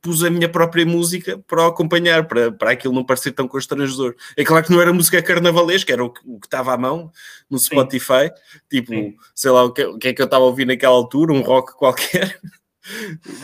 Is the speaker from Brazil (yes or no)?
no; Ovar, Aveiro District, Portugal; nós somos de Alvar